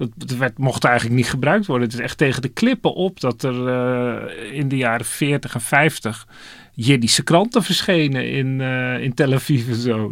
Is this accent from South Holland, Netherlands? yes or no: yes; Dordrecht, South Holland, Netherlands; moved away; in de stad ben waar ik, waar ik geboren ben, Dordrecht, dan hoor ik het platte Dords